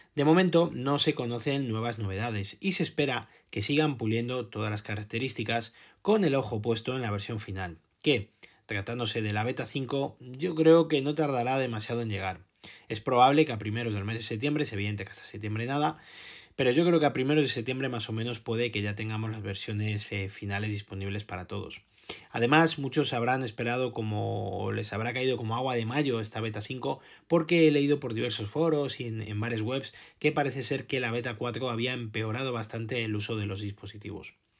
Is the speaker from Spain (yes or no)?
yes; Spain